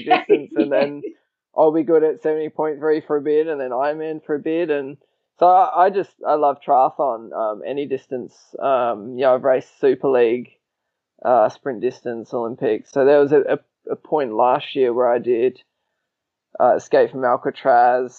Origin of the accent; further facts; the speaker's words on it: Australia; I'm technically a bit of a Kiwi too, even though I was born in Australia